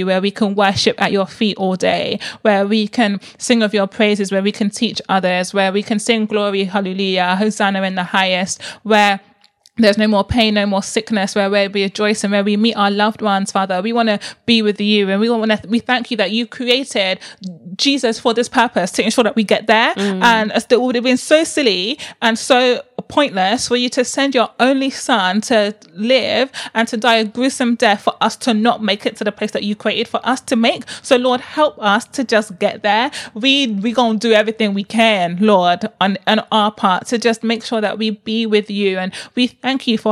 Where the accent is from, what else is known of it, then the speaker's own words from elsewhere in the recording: Nigeria; I'm so Igbo. I'm so Nigerian